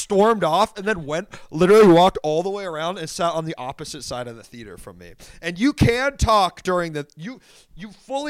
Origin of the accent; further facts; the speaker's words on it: Washington, District of Columbia, United States; I grew up in Washington, D.C., technically